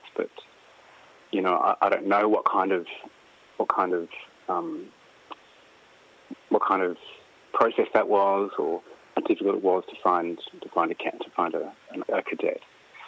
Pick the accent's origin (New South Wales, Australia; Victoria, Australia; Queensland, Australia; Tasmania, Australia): New South Wales, Australia; far north coast of; I'm from the far north coast of New South Wales